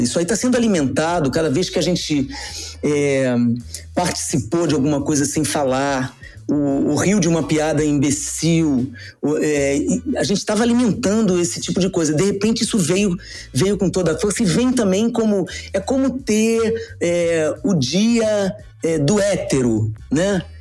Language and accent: Portuguese; Rio de Janeiro, Brazil; moved away as an adult; also born or lived in Niterói; now in São Paulo, Brazil; como carioca, nascido em Niterói, mas moro no Rio há muitos anos, morava no Rio há muitos anos, meu, meu título é de lá.